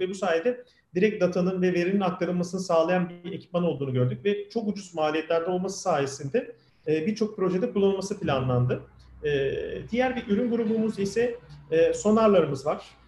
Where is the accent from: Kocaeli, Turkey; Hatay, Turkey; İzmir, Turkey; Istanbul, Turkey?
Kocaeli, Turkey; ben 1978 yılında Kocaeli'de doğdum.